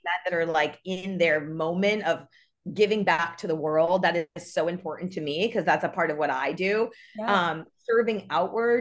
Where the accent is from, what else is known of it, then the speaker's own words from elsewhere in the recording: New York, United States; now in Los Angeles, United States; I'm from New York